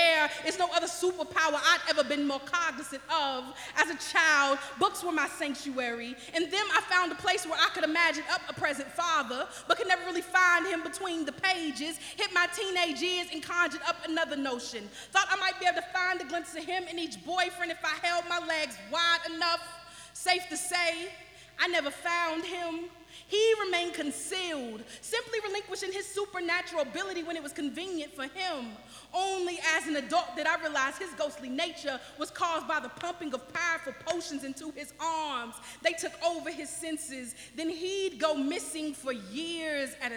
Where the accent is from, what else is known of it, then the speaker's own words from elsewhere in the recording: Owensboro, Kentucky, United States; I am from Owensboro, Kentucky.